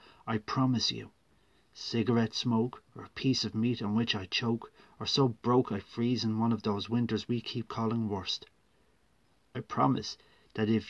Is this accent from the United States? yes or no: no; Ireland; I am a writer from Ireland